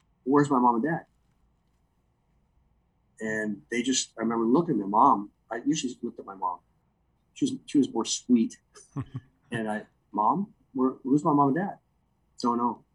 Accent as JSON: {"language": "English", "town": "Anaheim", "region": "California", "country": "United States", "tie": "born or raised there", "said": "I was raised in Anaheim, inland"}